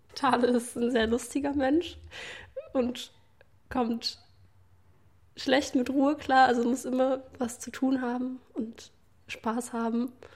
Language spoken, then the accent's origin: German; Leipzig, Saxony, Germany; wenn ich dann sage Leipzig